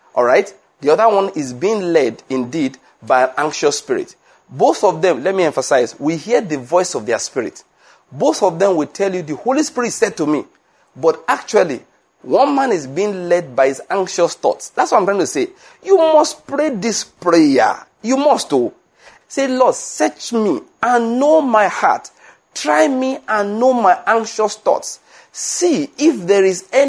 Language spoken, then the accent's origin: English; Western Nigeria, Nigeria; moved away as an adult; also born or lived in Edo State, Nigeria / Lagos, Nigeria / Enugu, Nigeria; I was born in Western Nigeria